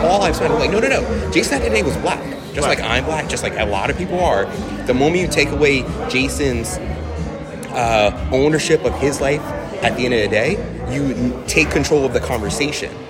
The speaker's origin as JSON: {"language": "English", "town": "Newark", "region": "New Jersey", "country": "United States", "tie": "born or raised there", "said": "I identify as an Irish black man who grew up in the city of Newark"}